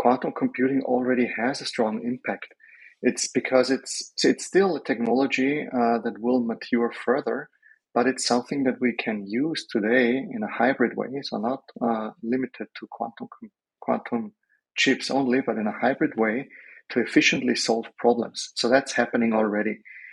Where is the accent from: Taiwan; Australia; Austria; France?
Austria; So as a European, I'm from Austria.